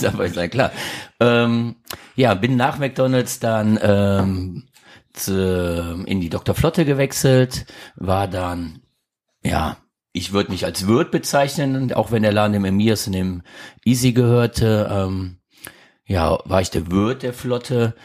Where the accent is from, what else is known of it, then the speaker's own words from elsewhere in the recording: Krefeld, North Rhine-Westphalia, Germany; also born or lived in St. Tönis; Ich bin groß geworden in Krefeld